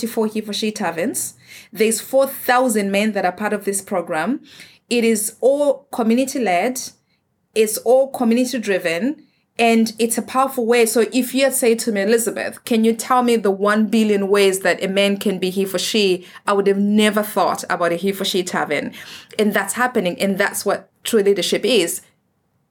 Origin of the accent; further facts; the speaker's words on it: Zimbabwe; moved away; I'm from Africa. I'm from Zimbabwe.